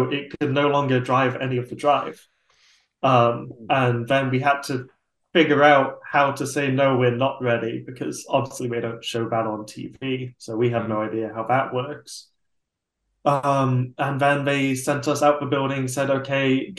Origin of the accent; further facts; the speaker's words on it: England, United Kingdom; now in United States; we watched Robot Wars growing up in England